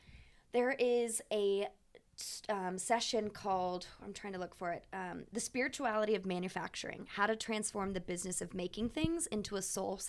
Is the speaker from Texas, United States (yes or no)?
yes; Texas, United States; I'm from Texas.